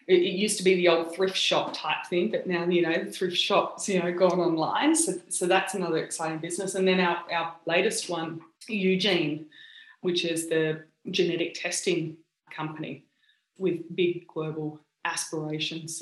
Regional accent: Australia; accent: Aussie; moved away as an adult; also born or lived in United States; now in California, United States; I sound obviously very Aussie

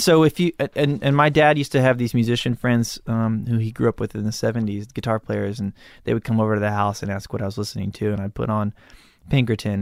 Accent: Malibu, California, United States; I grew up in Malibu

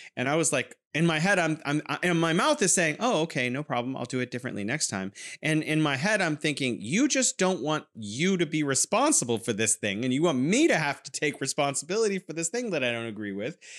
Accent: California, United States; now in Wuhan, China

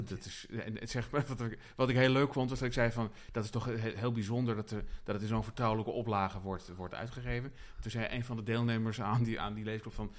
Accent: Utrecht, Netherlands

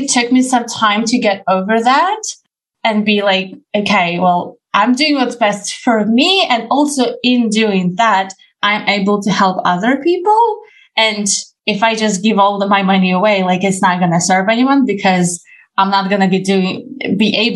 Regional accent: Ukraine; I come from Ukraine

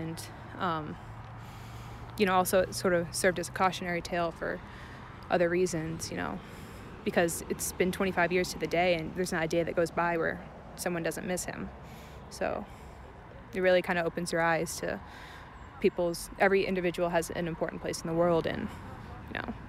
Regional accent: Orlando, Florida, United States; I'm from Orlando

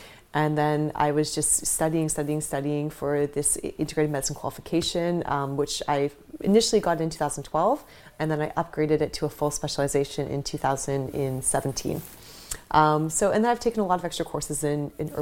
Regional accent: Canada; moved away as an adult; also born or lived in Toronto / Vancouver / Bali; now in London, United Kingdom; growing up in Canada

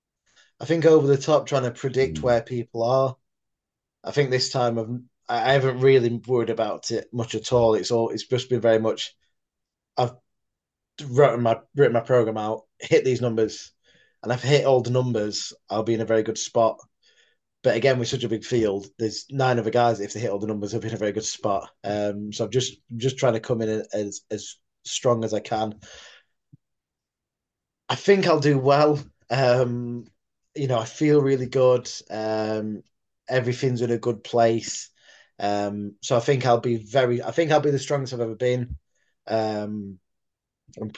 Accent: Sheffield, Yorkshire and the Humber, United Kingdom; to do Giants Live consistently every year in my hometown. I think this is four, seven, number seven now in Sheffield Arena

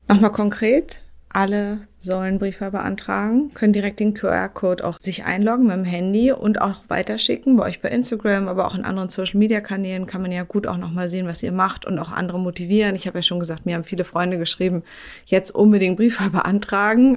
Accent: Berlin, Germany; Ich wohne ja in Berlin, ich bin Berlinerin

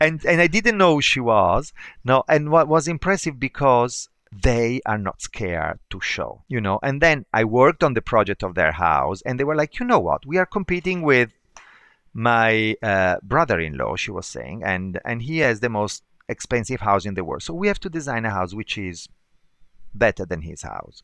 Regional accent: Bergamo, Lombardy, Italy; now in Milan, Italy; I'm from Bergamo, and Bergamo is a small town, like forty miles north of, forty kilometers, actually thirty miles north of Milan.

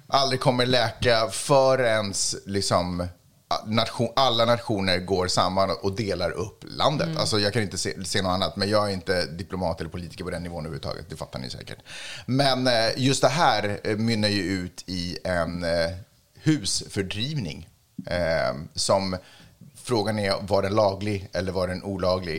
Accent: Sweden; jag är svensk

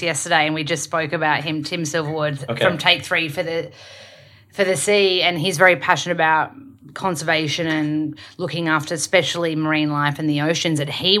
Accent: Australia; accent: Australian; Because my accent is really strong, Australian, I have to slow down and kind of like – fix my R's.

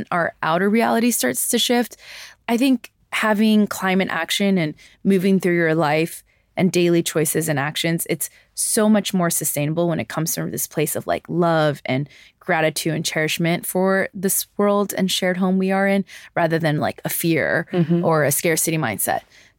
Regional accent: New York City, New York, United States; I grew up in New York City. I grew up in, you know, these metropolitan areas.

